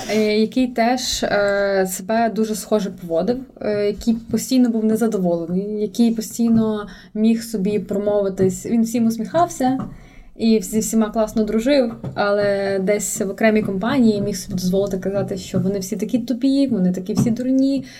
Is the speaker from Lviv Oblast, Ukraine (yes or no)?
yes; Lviv, Lviv Oblast, Ukraine; я не виїжджала з Львова, але я виїхала з Левандівки в центр